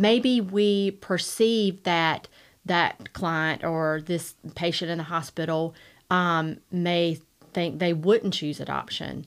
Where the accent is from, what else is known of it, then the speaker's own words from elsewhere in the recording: Rocky Mount, North Carolina, United States; I grew up here in Rocky Mount. I am a Rocky Mount native. I, born and raised here.